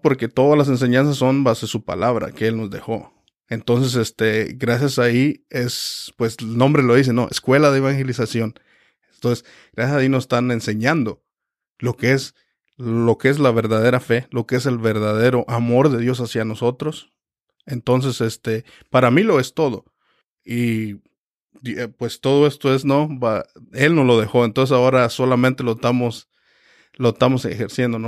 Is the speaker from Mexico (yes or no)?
yes; Michoacán, Mexico; now in Reading, United States; soy también mexicano de Michoacán, México